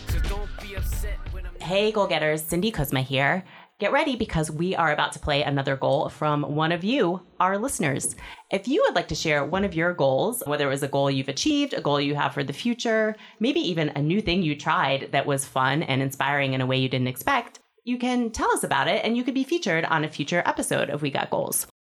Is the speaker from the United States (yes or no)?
no; Singapore; also born or lived in Hong Kong; I'm from Singapore and Hong Kong.